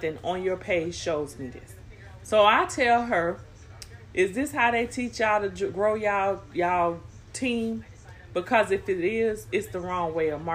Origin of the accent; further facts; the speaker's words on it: Florida, United States; I just said Florida.